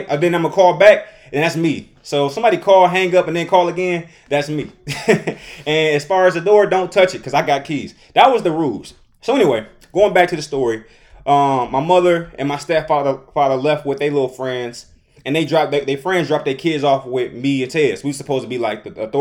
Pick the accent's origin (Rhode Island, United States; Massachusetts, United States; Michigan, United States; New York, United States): Michigan, United States; Detroit; I'm from Detroit